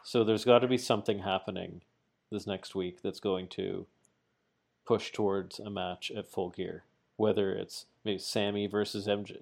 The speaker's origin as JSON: {"language": "English", "country": "Canada", "said": "I'm Canadian"}